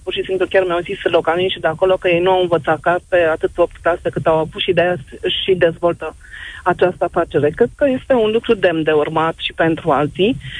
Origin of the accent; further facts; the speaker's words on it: Târgu Ocna, Bacău County, Romania; now in Bucharest, Romania; m-am născut în Târgocna, am copilărit acolo, uh, reprezint cu mândrie orașul, oriunde mă duc, zic că sunt moldoveancă din Bacău